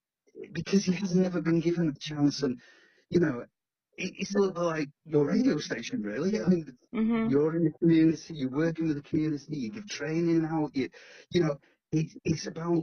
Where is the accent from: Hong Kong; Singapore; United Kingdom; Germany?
United Kingdom; Stockport, North West England; also born or lived in Greater Manchester; My parents came from Wythenshawe, but I was pretty much born and raised in Stockport